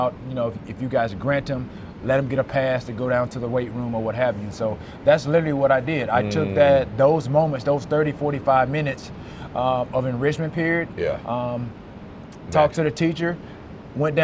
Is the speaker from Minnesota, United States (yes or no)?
no; Alexander City, Alabama, United States; moved away as an adult; also born or lived in Chattanooga, Tennessee; Alexander City, Alabama. Relatively small town